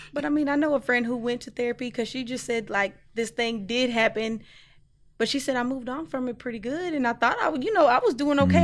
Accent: Morrilton, Arkansas, United States; I'm from Arkansas as well, but I'm from a different part. I'm from Morrilton, Arkansas.

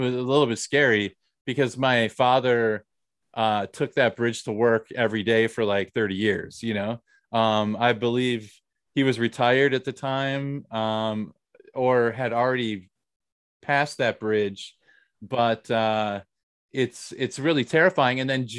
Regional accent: Minnesota, United States; now in South Korea; I'm from Minnesota.

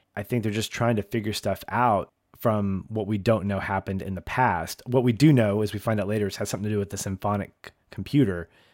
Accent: the South, United States; I'm from the South

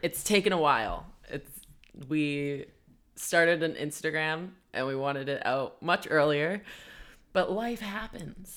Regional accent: Vancouver, British Columbia, Canada; I'm from Vancouver. Born and raised

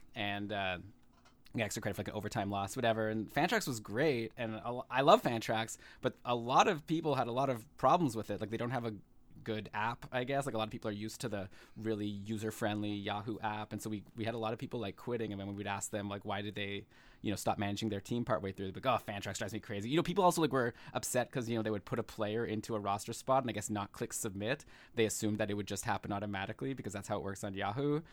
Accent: Ottawa, Ontario, Canada; moved away as an adult; now in Toronto, Canada; I was born in Ottawa, and I'm currently live in Toronto

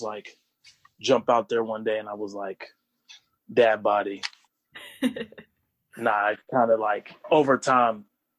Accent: Raleigh, North Carolina, United States; also born or lived in Wilmington, North Carolina; I was born in Wilmington, North Carolina. Very and cool. Raised in Raleigh, North Carolina. And I've only lived in North Carolina. I've never, like, bounced around from different state to state or anything like that.

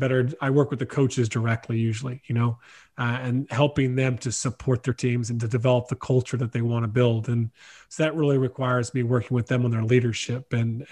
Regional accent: South Carolina, United States; moved away as an adult; now in Ireland; I was from the States, born in South Carolina

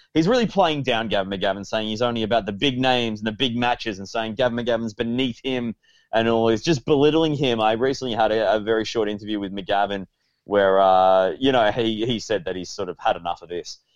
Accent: Australia; as an Australian

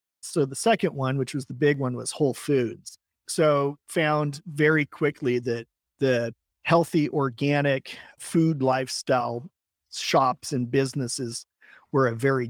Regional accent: Oregon, United States; I'm originally from Oregon

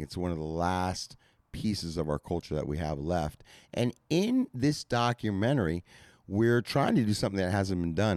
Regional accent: Santa Monica, California, United States; I grew up in Santa Monica

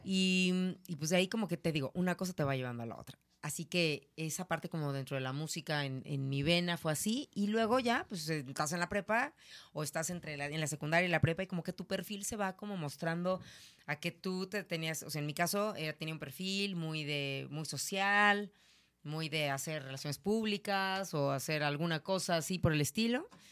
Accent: Naucalpan, State of Mexico, Mexico; soy de Ciudad Satélite

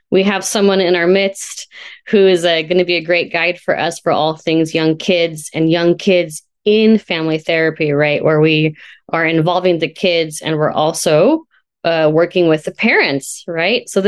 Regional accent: California, United States; now in Washington State, United States; I'm uh, located in Washington State. I'm a transplant from California. So shout out to Sonoma County.

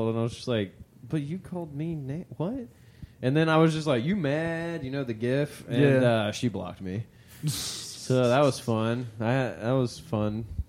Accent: Baton Rouge, Louisiana, United States; I'm from Baton Rouge.

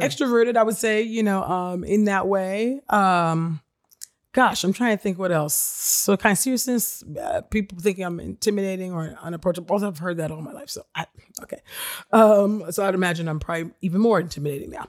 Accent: Nigeria; I'm Nigerian

